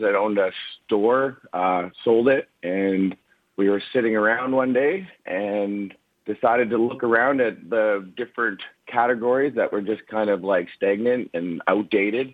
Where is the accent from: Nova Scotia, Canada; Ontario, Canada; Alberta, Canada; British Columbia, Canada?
British Columbia, Canada; Kamloops; I'm from Canada, so I grew up about 4 hours north of Vancouver in Kamloops